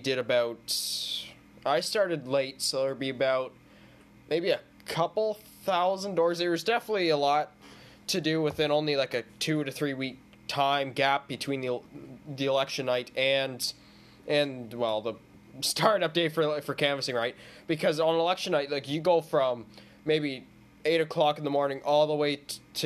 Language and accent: English; Erin O'Toole's riding, Ontario, Canada; I'm from Aaron O'Toole's riding